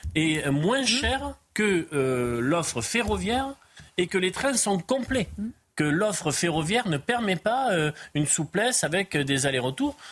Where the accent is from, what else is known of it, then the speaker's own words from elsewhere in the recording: Pyrénées-Atlantiques, Nouvelle-Aquitaine, France; Moi, je viens des Pyrénées-Atlantiques